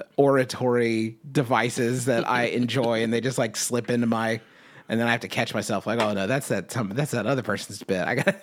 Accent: Southern United States, United States; accent: Southern; my regional Southern dialect, was trying to have a little bit more, you know, that low timbre in my transatlantic accent

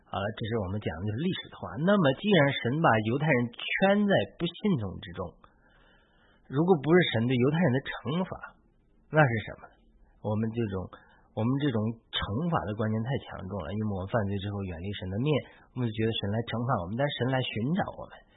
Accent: China; now in United States; 因为我们是中国人

